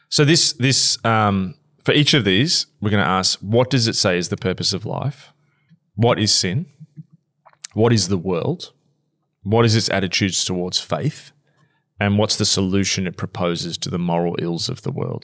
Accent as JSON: {"language": "English", "country": "Australia", "said": "us Australians"}